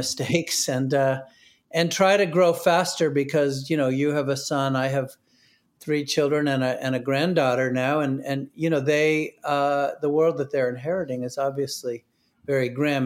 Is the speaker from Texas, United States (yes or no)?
no; New Hampshire, United States; I grew up in New Hampshire